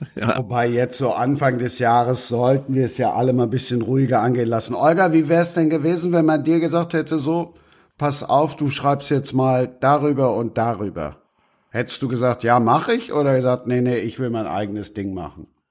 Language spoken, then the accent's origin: German; Cologne, North Rhine-Westphalia, Germany; als Kölner